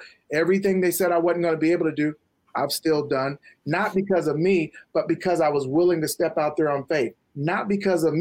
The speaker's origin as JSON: {"language": "English", "town": "Topeka", "region": "Kansas", "country": "United States", "said": "from Topeka, Kansas"}